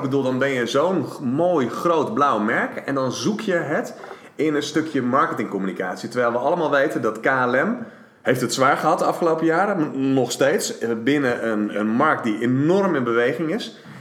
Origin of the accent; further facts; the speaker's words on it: Netherlands; we als Nederlanders